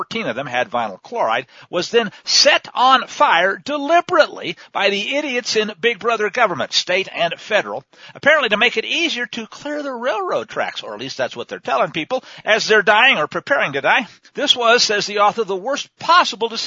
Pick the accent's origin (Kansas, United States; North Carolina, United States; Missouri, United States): Missouri, United States; I grew up in Missouri